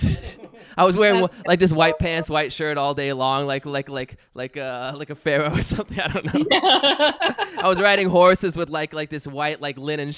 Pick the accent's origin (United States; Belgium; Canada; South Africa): Belgium; moved away; We got married in Belgium, like 5 minutes from my hometown